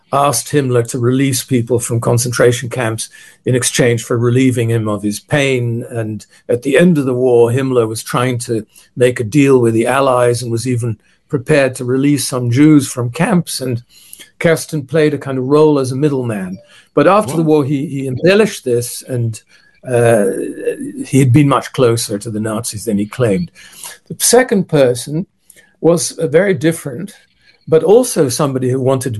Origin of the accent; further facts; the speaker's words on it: Netherlands; I was born in December 1951 in the Netherlands